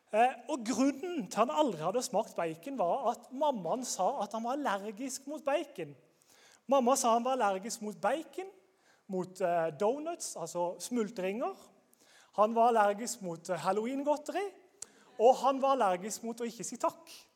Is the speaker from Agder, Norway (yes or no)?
yes; Grimstad, Agder, Norway; Jeg er fra Grimstad.